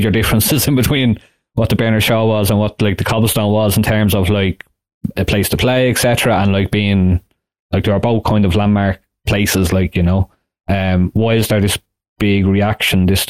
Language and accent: English; Dublin, Leinster, Ireland; I grew up in Talla, and Town was just a place I went into